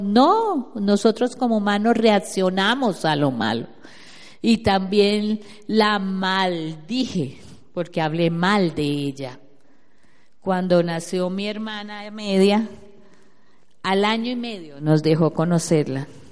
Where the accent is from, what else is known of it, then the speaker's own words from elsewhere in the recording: Neiva, Huila, Colombia; moved away; also born or lived in Bogotá, Colombia / Orlando, United States; yo soy de Neiva